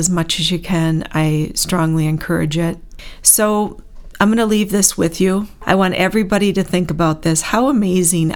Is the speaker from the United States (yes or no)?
yes; Bloomer, Wisconsin, United States; also born or lived in Kenosha, Wisconsin / Antioch, Illinois; Then my dad moves us to Bloomer, Wisconsin. I was 10 years old. And I say I'm from Bloomer, love the town, graduated from there